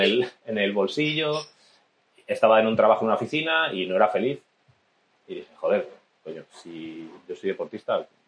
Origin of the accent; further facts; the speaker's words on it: Salamanca, Castile and León, Spain; moved away; Cuando vivía en Salamanca era, bueno, estuve de nadador